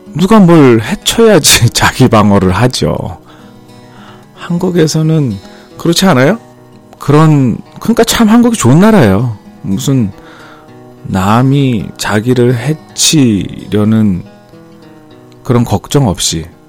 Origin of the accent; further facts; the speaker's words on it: South Korea; now in United States; 우리 총이 없는 한국 사람으로서는